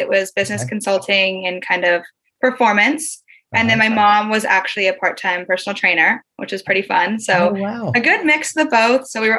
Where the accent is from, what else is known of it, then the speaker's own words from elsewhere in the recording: Vancouver, Washington, United States; now in London, United Kingdom; I'm from Vancouver, Washington. So that means not the Vancouver, Canada.